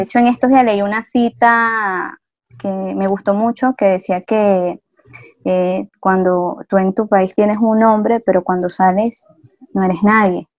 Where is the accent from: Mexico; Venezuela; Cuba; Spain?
Venezuela; moved away as an adult; now in Ecuador; aunque mis papás eran de aquí de Ecuador, pues yo nací en Venezuela